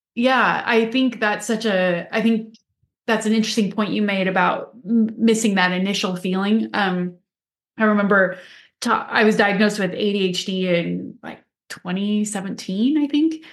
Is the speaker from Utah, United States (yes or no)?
yes; Utah, United States; I grew up in Utah